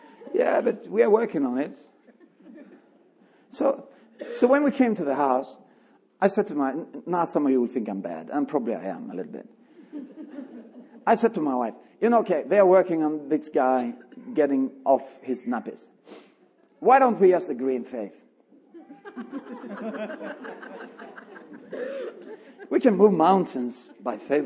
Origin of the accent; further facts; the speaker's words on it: Sweden; I'm from Sweden